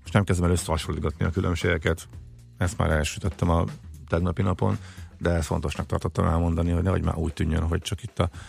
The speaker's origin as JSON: {"language": "Hungarian", "town": "Zalaegerszeg", "region": "Zala", "country": "Hungary", "tie": "born or raised there", "said": "mint Zalaegerszegi fiúként"}